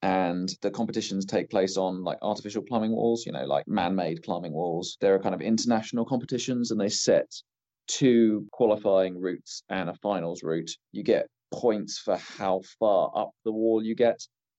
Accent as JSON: {"language": "English", "town": "Winchester", "region": "South East England", "country": "United Kingdom", "tie": "born or raised there", "also_born_or_lived": "Bath", "said": "So I moved around when I was little, spent most of my time growing up in Winchester, just north of Southampton."}